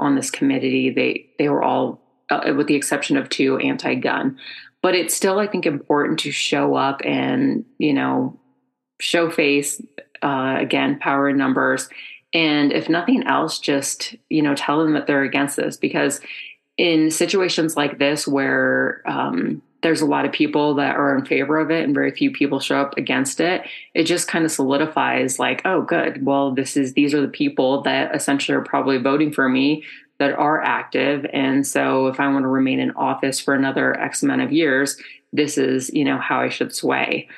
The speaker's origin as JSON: {"language": "English", "region": "Colorado", "country": "United States", "tie": "born or raised there", "said": "I'm from Colorado, I'm a native"}